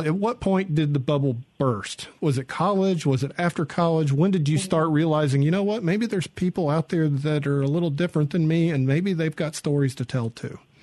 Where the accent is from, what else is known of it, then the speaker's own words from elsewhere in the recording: the South, United States; also born or lived in San Diego; now in Mississippi, United States; I'm from the South